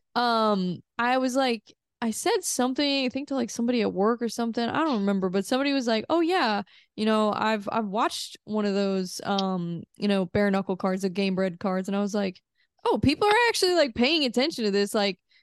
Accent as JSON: {"language": "English", "region": "Missouri", "country": "United States", "tie": "born or raised there", "said": "I'm from Missouri, so mm-hmm. I I kind of grew up in like a smaller town."}